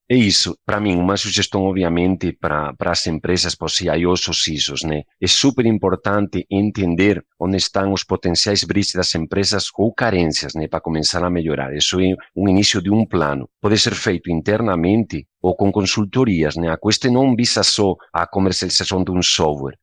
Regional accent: Spain; Portuguese is a second language; moved away as an adult; also born or lived in United States; now in Brazil; o sotaque tem um motivo. Sou de origem espanhola. Legal. Eu nasci, me criei, me eduquei lá

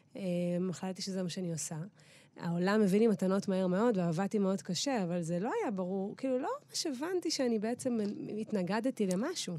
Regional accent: Eilat, Southern District, Israel; moved away; also born or lived in Tel Aviv; אני הבנתי שאני גדלתי במקום מטורף, אבל מצד שני נולדתי שם

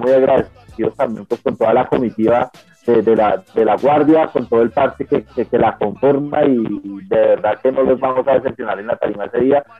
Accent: Bogotá, Colombia; nosotros somos parte de Bogotá, que es un barrio gigante

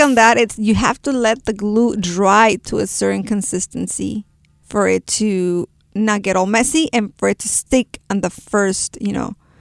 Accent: Guadalajara, Jalisco, Mexico; first language Spanish; English is a second language; moved away; De Guadalajara, Jalisco.

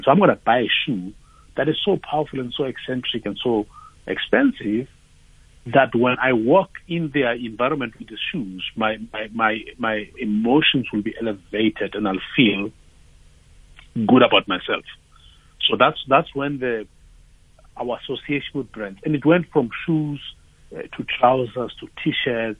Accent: Tembisa, Gauteng, South Africa; And I'm from Tembisa. I was born in Tembisa.

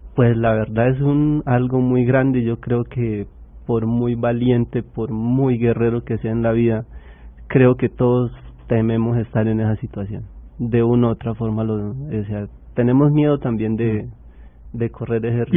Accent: Colombia; nosotros como colombianos

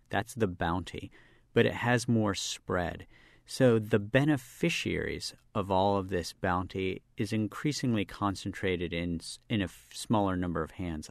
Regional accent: Charleston, West Virginia, United States; I grew up as a public school kid in West Virginia

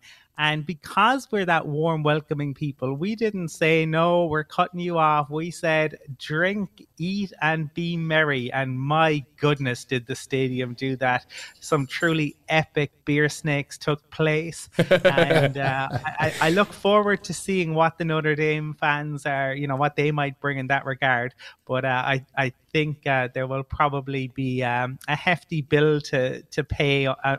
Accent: Ireland; from all Irish people. We're known from Cead Míle Fáilte, to give you a little bit more Irish.

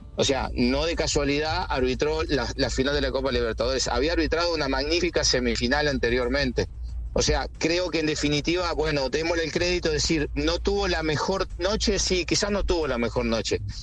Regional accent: Uruguay; Soy uruguayo

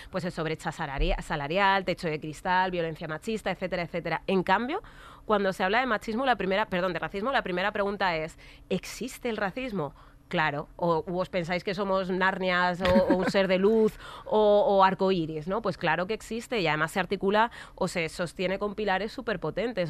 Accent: Alcorcón, Community of Madrid, Spain; born or raised there

